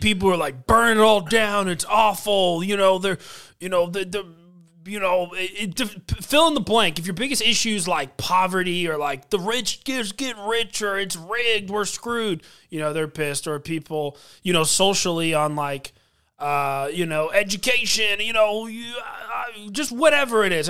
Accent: United States

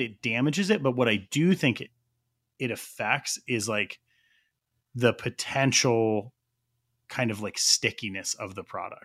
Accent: New Mexico, United States; We're both from New Mexico.

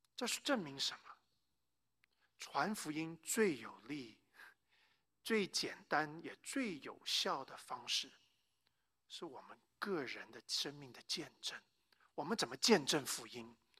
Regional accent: Taiwan; moved away; also born or lived in United States / North Carolina; 我呢，是生在美国，但是在台湾长大的这个华人

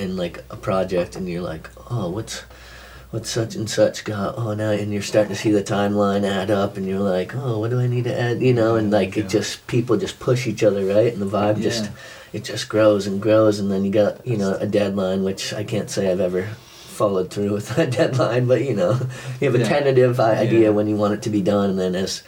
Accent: Massachusetts, United States; now in Vermont, United States; growing up in Mass

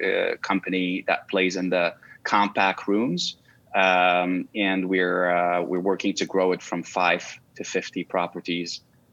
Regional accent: Canada; also born or lived in Russia; now in New York, United States; I'm a Canadian national of Lebanese origins and born in Russia and married to an American.

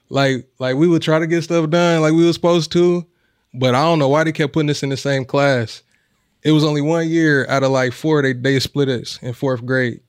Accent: Omaha, Nebraska, United States; we born and raised in Omaha

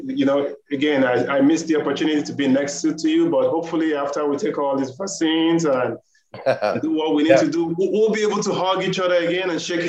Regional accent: Nigeria; moved away as an adult; now in United States; I emigrated from Nigeria. I've been here over 20 years.

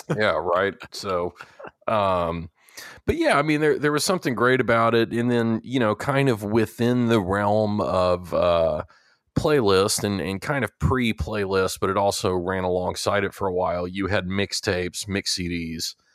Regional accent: Texas, United States; growing up in Texas and, and going to college at Texas A and M

